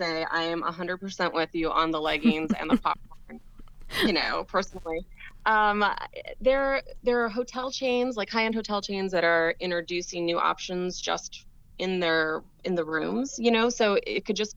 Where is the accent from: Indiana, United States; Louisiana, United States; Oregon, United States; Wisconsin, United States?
Louisiana, United States; New Orleans; my hometown of New Orleans